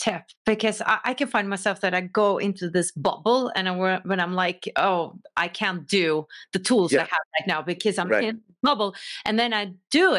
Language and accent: English; Oslo, Norway; Yeah, I come from Oslo.